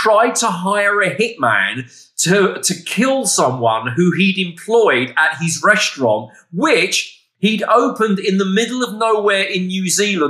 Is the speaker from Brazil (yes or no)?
no; England, United Kingdom; I'm from England.